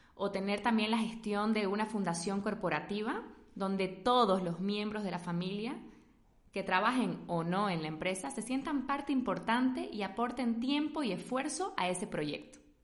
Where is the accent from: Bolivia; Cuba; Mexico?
Bolivia; now in Spain; también es mi casa, soy boliviana